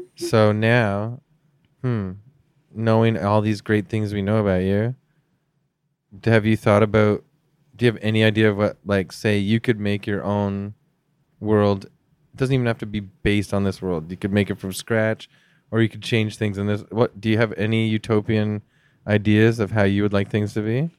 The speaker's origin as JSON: {"language": "English", "country": "Canada"}